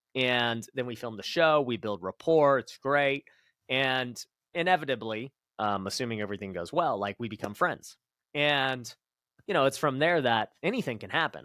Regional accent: Las Vegas, Nevada, United States; I grew up right here in Vegas, so born and raised one of the few

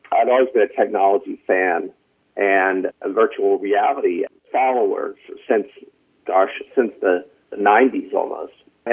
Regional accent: North Carolina, United States; moved away as an adult; now in Los Angeles, United States; I'm from North Carolina. I don't know if you can hear it in my voice

